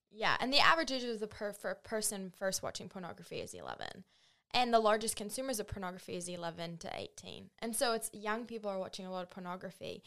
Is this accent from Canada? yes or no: no; New Zealand; moved away as an adult; now in United States; I grew up in New Zealand on a farm